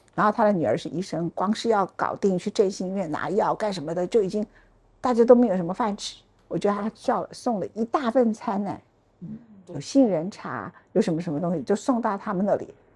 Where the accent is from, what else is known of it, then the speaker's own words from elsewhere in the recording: Taichung, Taiwan; also born or lived in Luodong, Yilan; now in Taipei, Taiwan; 我，我是台中人嘛